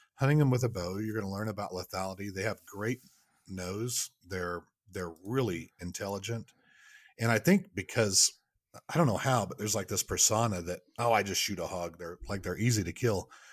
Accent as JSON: {"language": "English", "region": "Oklahoma", "country": "United States", "tie": "born or raised there", "also_born_or_lived": "Michigan", "moved": "as an adult", "lives_now": "Kansas City, United States", "said": "I'm originally from Oklahoma"}